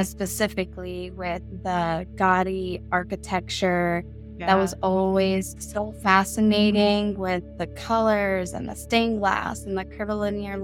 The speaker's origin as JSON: {"language": "English", "town": "Miami", "region": "Florida", "country": "United States", "tie": "born or raised there", "moved": "yes", "lives_now": "North County San Diego, United States", "said": "growing up in Miami, Florida, when I was younger"}